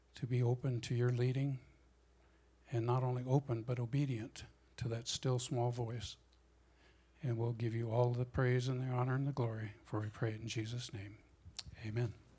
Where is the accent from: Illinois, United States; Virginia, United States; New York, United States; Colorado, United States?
Colorado, United States; Denver; moved away as an adult; also born or lived in California; I grew up in Denver, Colorado